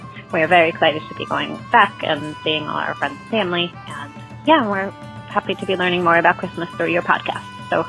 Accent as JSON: {"language": "English", "region": "Massachusetts", "country": "United States", "moved": "as an adult", "lives_now": "San Mateo, United States", "said": "I'm really excited to be going home to Massachusetts. We just moved to California this year"}